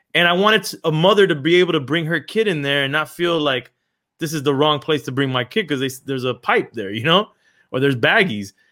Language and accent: English; Miami, Florida, United States; also born or lived in Los Angeles; I was born in Los Angeles and raised in Miami from the eighties.